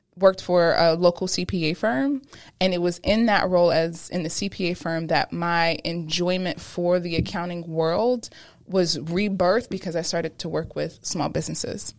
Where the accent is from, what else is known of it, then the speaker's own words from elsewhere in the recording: Pennsylvania, United States; also born or lived in Brooklyn, New York; at nine is when we moved from Brooklyn to Pennsylvania